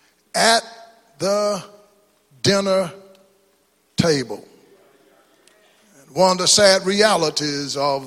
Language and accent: English; East Texas, United States; moved away; born black in East Texas, segregated